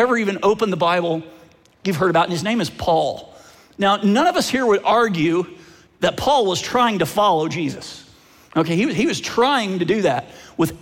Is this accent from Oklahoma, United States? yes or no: yes; Oklahoma, United States; now in Phoenix, United States; I actually grew up in Oklahoma, and I'm a Sooners fan, but I live in Phoenix now